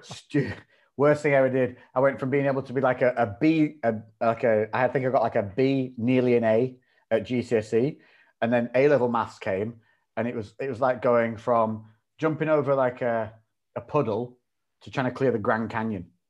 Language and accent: English; Ribble Valley, Lancashire, North West England, United Kingdom; moved away as an adult; also born or lived in Newcastle; I grew up in an area called the Ribble Valley, which is like, um, a green belt up in Lancashire